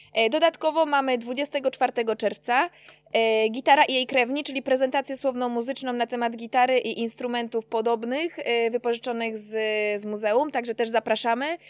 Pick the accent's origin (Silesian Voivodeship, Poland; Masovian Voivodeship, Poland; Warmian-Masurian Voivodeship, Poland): Silesian Voivodeship, Poland; Czeladź; ja jestem z Czeladzi pochodzę